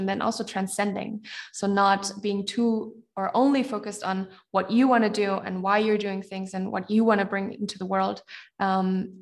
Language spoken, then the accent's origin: English; Germany; here where I grew up in and around Germany